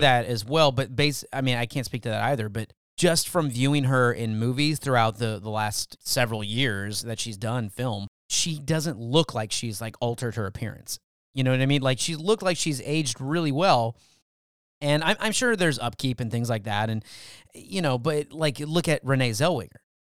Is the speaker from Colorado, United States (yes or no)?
no; California, United States; now in Texas, United States; I was born in California